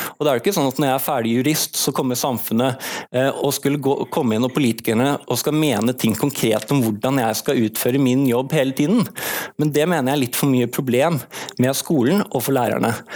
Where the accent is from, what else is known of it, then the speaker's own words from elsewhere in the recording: Bergen, Vestland, Norway; also born or lived in Oslo; jeg er født i Oslo, men jeg har bodd i Bergen siden jeg var seks år og gått alle mine skoleår her